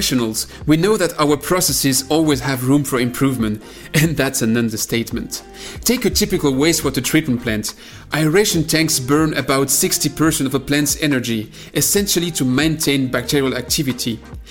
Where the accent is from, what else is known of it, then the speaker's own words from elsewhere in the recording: France; accent: French; English is a second language; me and my French accent